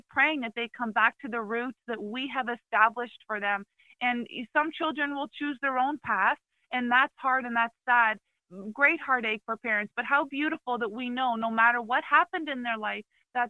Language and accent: English; Canada; moved away as an adult; also born or lived in Palm Beach County, Florida; now in Florida, United States; I come from Canada